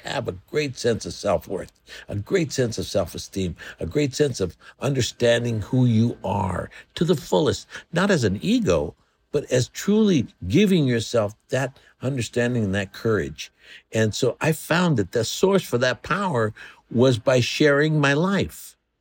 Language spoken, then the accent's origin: English; Los Angeles, California, United States; I come from East L A, uh, born on the corner of First and Indiana in Boyle Heights.